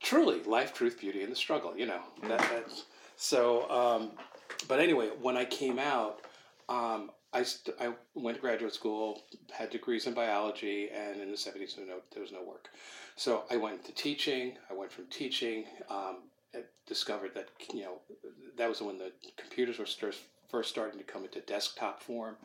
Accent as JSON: {"language": "English", "area": "Rockland County", "region": "New York", "country": "United States", "tie": "born or raised there", "also_born_or_lived": "Brooklyn, New York / Connecticut", "said": "I was I was born in Brooklyn, New York. My parents moved us out of the city uh, when I was like four years old to an area just north of New York, about 30 miles, called uh, Rockland County"}